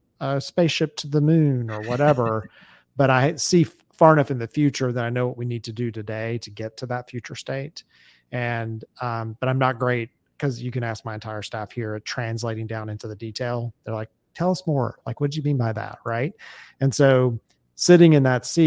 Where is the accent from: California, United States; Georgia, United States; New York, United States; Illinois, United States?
Georgia, United States; Atlanta; I'm from Atlanta